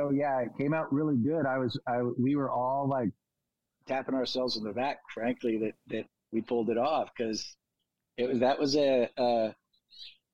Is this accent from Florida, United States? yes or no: no; California, United States; we're from California